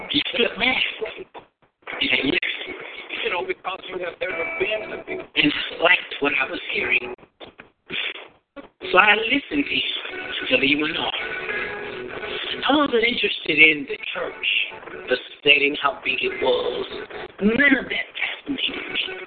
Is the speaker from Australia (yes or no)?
no; Ruby, South Carolina, United States; I'm from Ruby, South Carolina